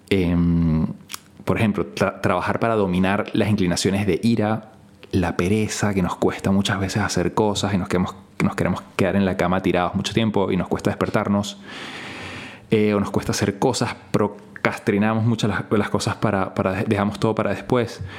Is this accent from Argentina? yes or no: no; Venezuela; Y esto pasa en mi país porque, bueno, es de las pocas cosas que ganamos algo a nivel internacional. ¿no? La gente dirá, bueno, esto, Venezuela, la verdad que a nivel deportivo, etcétera, no es que está muy bien.